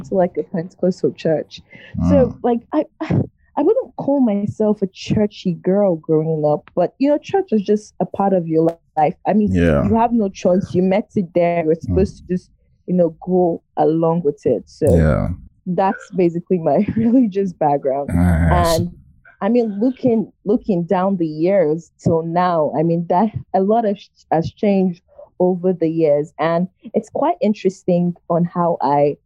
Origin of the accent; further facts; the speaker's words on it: Nigeria; also born or lived in Lagos, Nigeria; I'm Congolese. But I was born and raised in Nigeria.